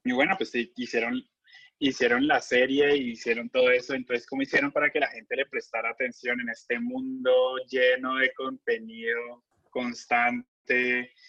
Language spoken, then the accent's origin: Spanish; Colombia; moved away as an adult; also born or lived in United States; colombiano del grupo